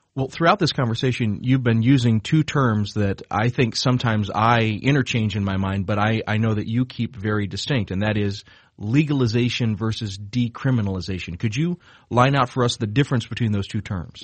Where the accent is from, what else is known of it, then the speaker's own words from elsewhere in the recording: South Georgia, United States; now in Chicago, United States; where I grew up in South Georgia